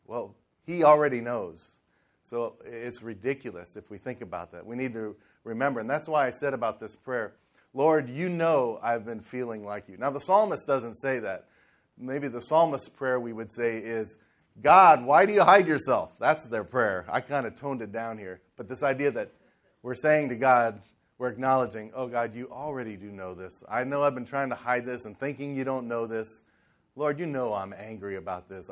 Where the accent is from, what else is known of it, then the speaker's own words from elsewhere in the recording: Cincinnati, Ohio, United States; I grew up in Cincinnati in the in the 70s